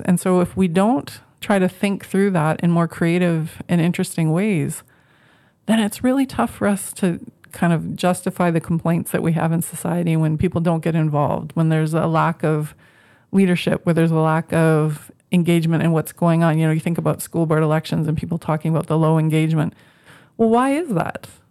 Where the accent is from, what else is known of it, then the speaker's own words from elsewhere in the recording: Moose Jaw, Saskatchewan, Canada; moved away as an adult; also born or lived in Regina; I grew up in the prairies, I grew up in Moose Jaw. I spent my whole basically from 3 to 18